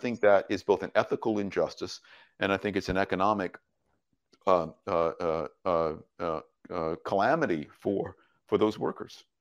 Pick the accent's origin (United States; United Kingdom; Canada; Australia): United States; My first job as an American in the United States, I was seventeen years old